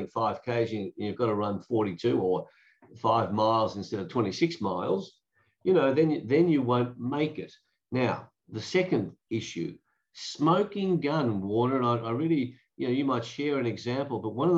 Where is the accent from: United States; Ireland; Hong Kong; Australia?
Australia